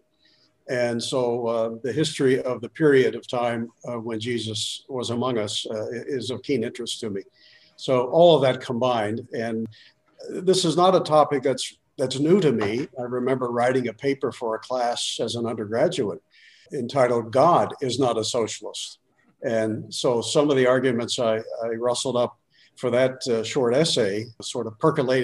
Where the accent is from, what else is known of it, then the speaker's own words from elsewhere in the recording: Beaver Falls, Pennsylvania, United States; moved away as an adult; also born or lived in Michigan / Idaho; I was born in Pennsylvania 67 years ago in a little town called Beaver Falls. Grew up there